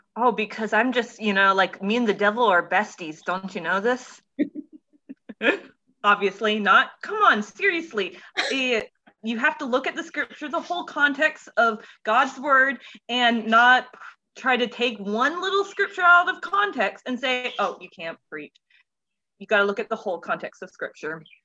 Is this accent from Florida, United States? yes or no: yes; Central Florida, United States; I'm from Florida, like Central Florida, uh, born, raised, hopefully never have to leave.